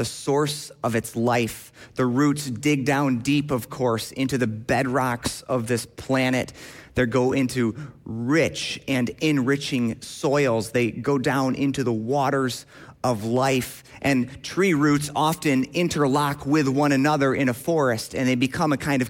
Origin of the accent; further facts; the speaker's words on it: Grand Rapids, Michigan, United States; I grew up in Grand Rapids, Michigan, at Millbrook CRC